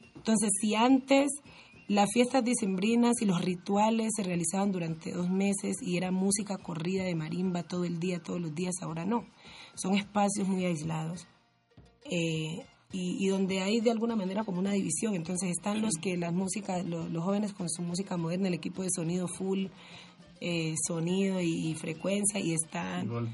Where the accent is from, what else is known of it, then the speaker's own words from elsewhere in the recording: Timbiquí, Cauca, Colombia; moved away as an adult; now in Cali, Colombia; yo nací y me crié en Timbiquí